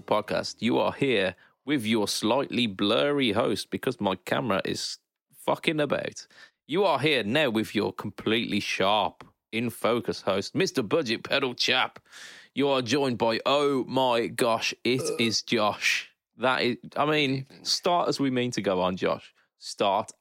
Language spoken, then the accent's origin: English; United Kingdom; a British man.